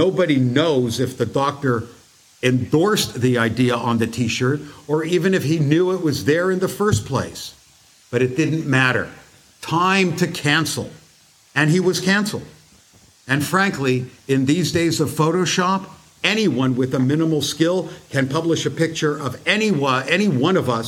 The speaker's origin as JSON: {"language": "English", "country": "United States", "said": "As a Jew and as an American"}